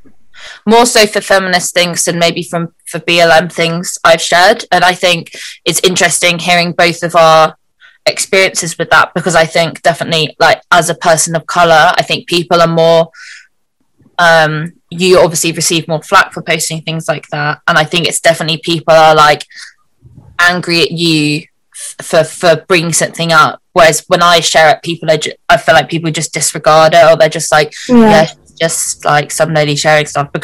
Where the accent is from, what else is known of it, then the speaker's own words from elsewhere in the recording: South East England, United Kingdom; my hometown is like very white suburban town in southeast England